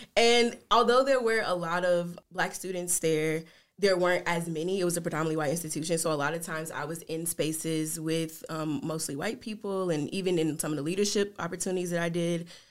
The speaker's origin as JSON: {"language": "English", "town": "Jackson", "region": "Tennessee", "country": "United States", "tie": "born or raised there", "also_born_or_lived": "South Carolina / Memphis, Tennessee", "moved": "as an adult", "lives_now": "Sioux Falls, United States", "said": "we moved to Jackson, Tennessee, which is where my mom was born and raised and where all of my family is from her side"}